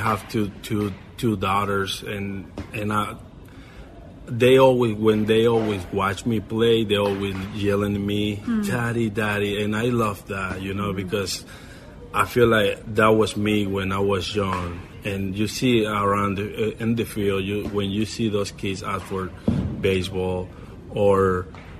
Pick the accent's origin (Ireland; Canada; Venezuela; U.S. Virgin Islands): Venezuela; Puerto Ordaz, Bolívar; English is a second language; moved away as an adult; I was born in Puerto Ordaz in Venezuela.